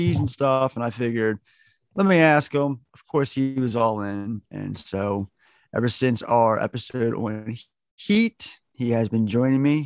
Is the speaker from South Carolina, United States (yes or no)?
no; Baltimore, Maryland, United States; here in Baltimore, where I'm from, Baltimore, Maryland